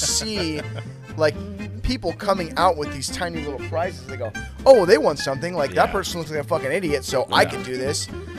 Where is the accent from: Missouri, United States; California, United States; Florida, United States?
California, United States; Bay Area; I grew up in the Bay Area